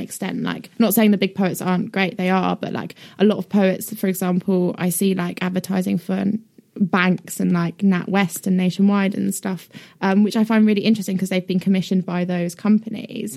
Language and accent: English; United Kingdom; also born or lived in northwest London / Brighton; I, did live in northwest London until I was nine, and then I moved to Brighton